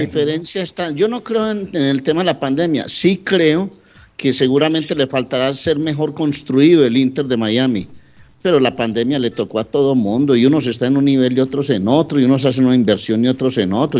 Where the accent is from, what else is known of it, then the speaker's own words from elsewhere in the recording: Colombia; now in Massachusetts, United States; nuestra independencia colombiana